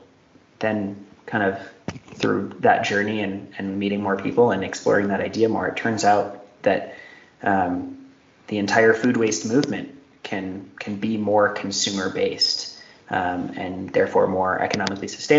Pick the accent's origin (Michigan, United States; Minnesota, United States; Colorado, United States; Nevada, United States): Colorado, United States; Denver; my hometown of Denver, Colorado